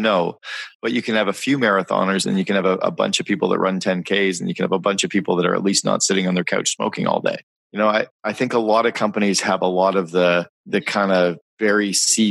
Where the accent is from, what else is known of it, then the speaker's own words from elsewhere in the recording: Northern Ontario, Canada; I grew up in Northern Ontario in Canada